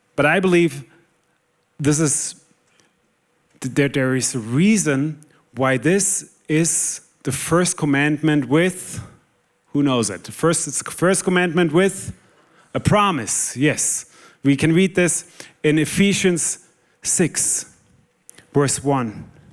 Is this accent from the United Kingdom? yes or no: no; Germany; moved away; I'm originally from Germany